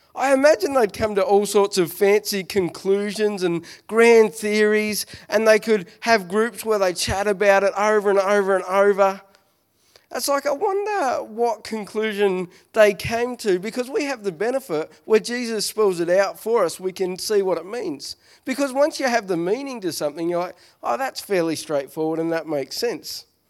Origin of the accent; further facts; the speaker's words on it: Smithton, Tasmania, Australia; I'm from Smithton